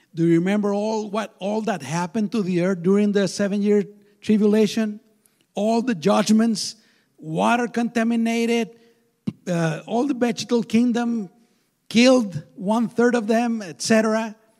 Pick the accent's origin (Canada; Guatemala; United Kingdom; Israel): Guatemala; now in United States; I was born in Guatemala, there's a lot of insecurity